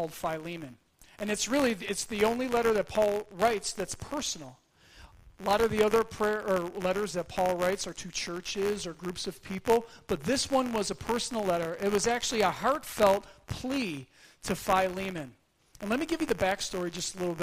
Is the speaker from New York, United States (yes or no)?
yes; Buffalo, New York, United States; moved away; I hail from Buffalo, New York.